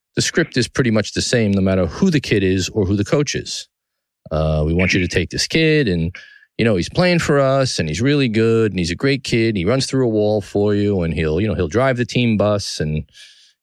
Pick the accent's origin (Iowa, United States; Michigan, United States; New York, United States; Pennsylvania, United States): New York, United States; New York City; From the Gotham Podcast Studio in the heart of downtown New York City, my hometown, the greatest city in the world